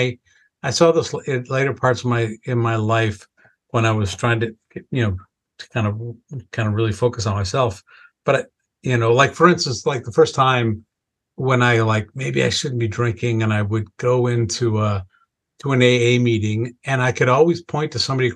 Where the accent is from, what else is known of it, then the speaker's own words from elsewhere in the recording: Wisconsin, United States; growing up in this family where we literally checked three boxes. We had a pretty long family history of alcohol abuse. We were Irish and we lived in Wisconsin